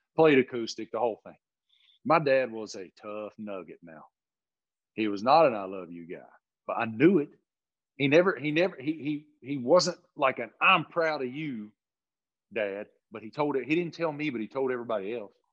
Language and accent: English; Appalachia, United States; I grew up in Appalachia